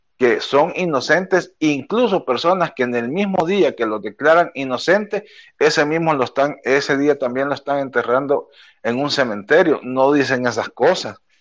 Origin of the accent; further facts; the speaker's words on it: El Salvador; nuestro país